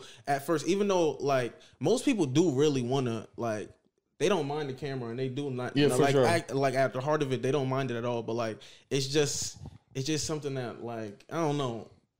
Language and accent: English; Mount Vernon, New York, United States; moved away as an adult; also born or lived in Buffalo; now in Atlanta, United States; I'm from Mount Vernon, so they would consider that a little like right outside New York City. But like, I feel like I'm just as Bronx as I am Mount Vernon, though. Like, you know, but I'm, even though I never lived in the Bronx